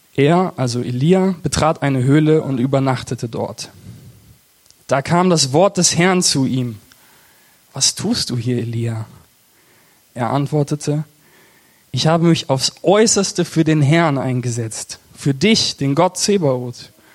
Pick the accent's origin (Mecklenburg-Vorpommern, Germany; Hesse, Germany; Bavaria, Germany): Hesse, Germany; Eversbach, Hessian Hinterland; ich komme aus Eversbach das ist so im Bermuda-Dreieck zwischen, zwischen Siegen, Marburg und Gießen